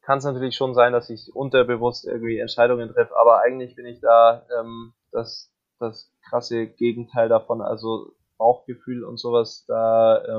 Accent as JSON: {"language": "German", "town": "Augsburg", "region": "Bavaria", "country": "Germany", "tie": "born there", "said": "Ich bin ja gebürtiger Augsburger"}